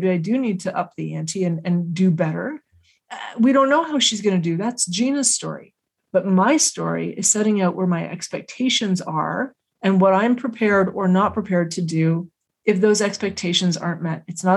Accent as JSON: {"language": "English", "country": "Canada", "said": "As Canadians and as Canadian women"}